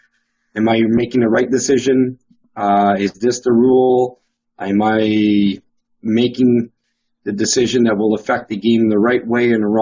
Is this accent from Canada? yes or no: yes; Canada; as Canadian